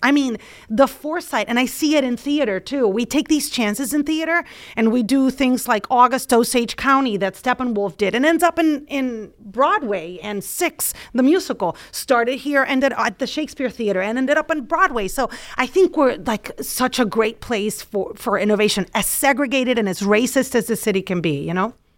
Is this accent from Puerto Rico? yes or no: yes; Puerto Rico; moved away as an adult; now in Chicago, United States; I was in Puerto Rico, and I was gonna get a job there, get married to my high school boyfriend, live next to my parents